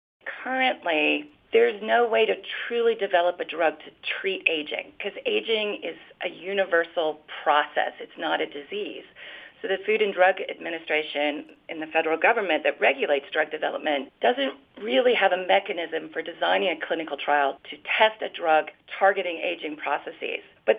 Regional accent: Florida, United States; now in Minnesota, United States; I came to Minnesota from Florida, and all I know is that the frogs there could always tell us when bad weather was coming.

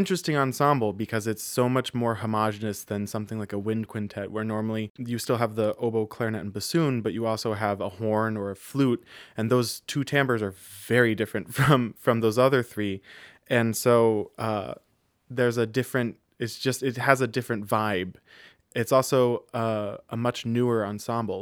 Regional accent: Los Angeles, California, United States; now in New York City, United States; I'm an oboist from Los Angeles, currently based in New York City.

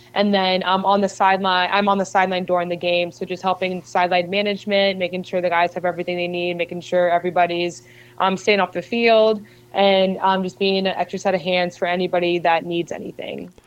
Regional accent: Philadelphia, Pennsylvania, United States; born or raised there; also born or lived in Arizona

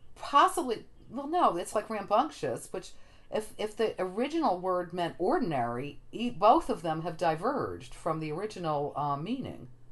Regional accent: New Jersey, United States; Ross and I grew up on the East Coast in New Jersey

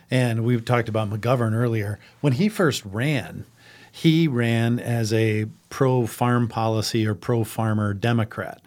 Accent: Madison, South Dakota, United States; also born or lived in Lincoln County, South Dakota; I grew up in Madison in Lake County

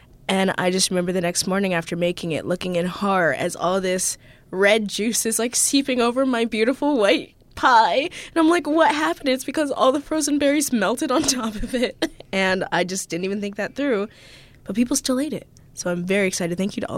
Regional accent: New Mexico, United States; born there; I like to say that we are from all over the place. I was born in New Mexico, and now I live here.

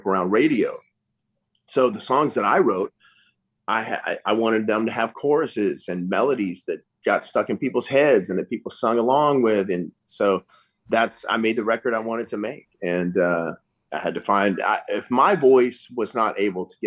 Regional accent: northern Louisiana, United States; I'm from northern Louisiana, so the people in southern Louisiana kind of disown us up there

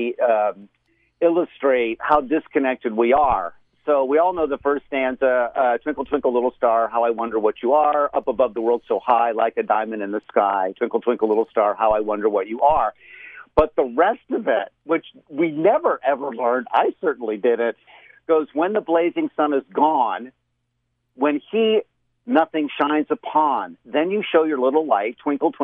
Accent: Florida, United States; moved away; when I was a kid, living in Florida, growing up in Florida in my early childhood years

